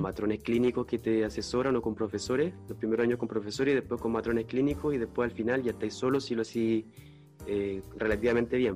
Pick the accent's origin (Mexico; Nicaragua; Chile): Chile; Santiago, Santiago Metropolitan Region; moved away as an adult; also born or lived in Valparaíso; now in France; nacido y criado en Santiago, eh, lado norte